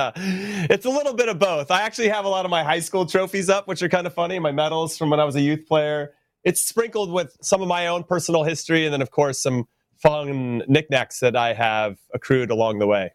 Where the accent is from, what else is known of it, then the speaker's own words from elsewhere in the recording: United States; I'm an American. We grew up with playoffs.